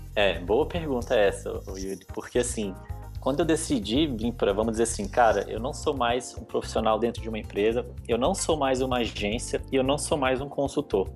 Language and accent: Portuguese; Brasília, Federal District, Brazil; moved away as an adult; now in São Paulo, Brazil; eu sou natural de Brasília, hoje eu moro em São Paulo já faz aproximadamente